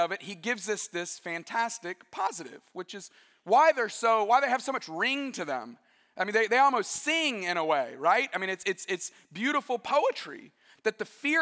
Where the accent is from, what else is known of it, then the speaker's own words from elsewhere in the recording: West Alabama, United States; I grew up in West Alabama